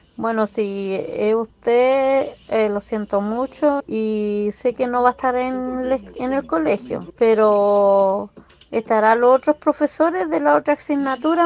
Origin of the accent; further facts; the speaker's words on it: Chihuahua, Mexico; now in Oklahoma, United States; somos de Chihuahua